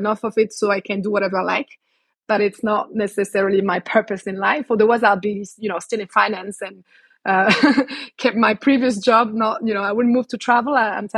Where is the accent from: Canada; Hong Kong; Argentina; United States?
Canada; also born or lived in Morocco; I was born in Morocco before they decided to then move to Canada for a few years where I spent my childhood.